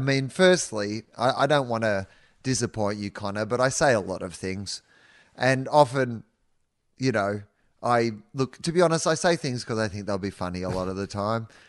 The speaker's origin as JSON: {"language": "English", "region": "Victoria", "country": "Australia", "tie": "born or raised there", "moved": "as an adult", "said": "growing up in Denison and the ninety and a mile beach in Victoria"}